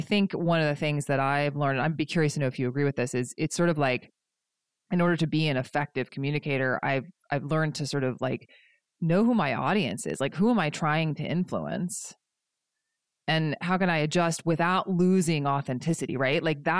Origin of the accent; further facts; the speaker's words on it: United States; now in Pacific Northwest, United States; growing up on the East Coast and in the South, and then coming to the Pacific Northwest